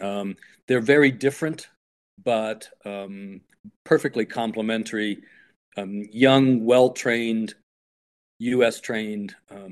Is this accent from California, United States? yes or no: no; Ohio, United States; I grew up in Ohio, went to The Ohio State University, thank you very much, and went off to go training, but then I was called back to Ohio